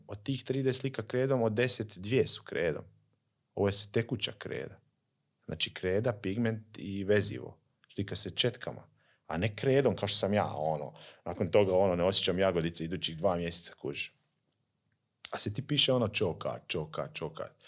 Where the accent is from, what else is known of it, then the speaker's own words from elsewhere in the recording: Slavonski Brod, Brod-Posavina County, Croatia; Slavonski brod recimo, mi smo odrasli